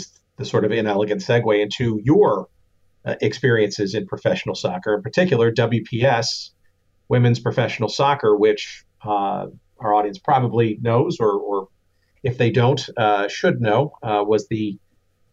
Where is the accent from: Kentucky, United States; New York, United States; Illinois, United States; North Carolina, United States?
Illinois, United States; Lake Forest; my hometown here in Lake Forest, Illinois